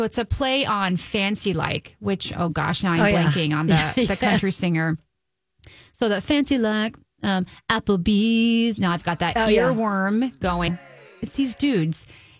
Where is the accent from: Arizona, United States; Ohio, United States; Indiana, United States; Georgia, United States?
Indiana, United States; Southern; moved away; So I am from Southern Indiana, born and raised. I went to IU, did my colleging there.